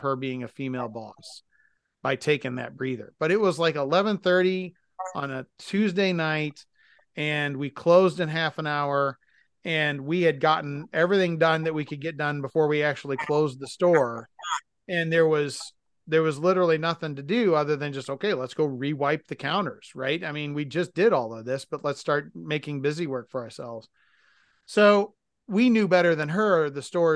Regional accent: Massachusetts, United States; now in Midwest, United States; where I was raised in Massachusetts

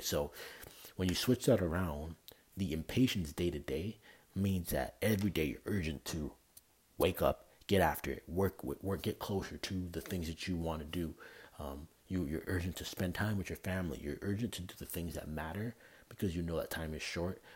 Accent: Canada; moved away; I'm from Canada. Like I don't live anywhere near where I'm from

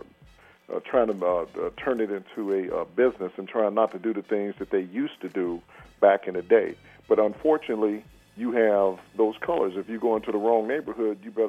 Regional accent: Chicago, Illinois, United States; I'm from Chicago

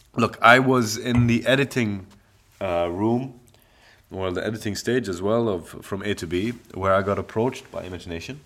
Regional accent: Dubai, United Arab Emirates; also born or lived in London; I'm from the Emirates.

